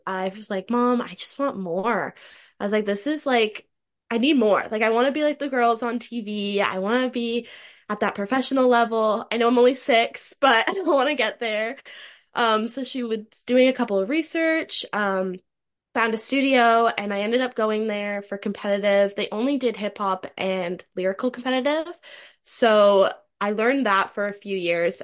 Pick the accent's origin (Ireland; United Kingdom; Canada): Canada; Toronto, Ontario; I'm from Toronto, Ontario, Canada, currently still living there